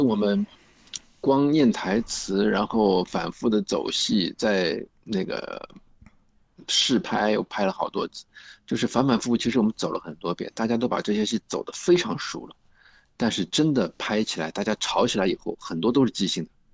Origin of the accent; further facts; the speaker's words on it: Shanghai, China; accent: Shanghainese; 因为我们就是上海人呀